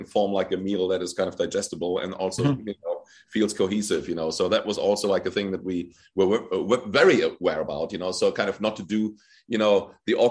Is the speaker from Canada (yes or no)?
no; Germany; I was born in Germany and raised, and my mom is half Polish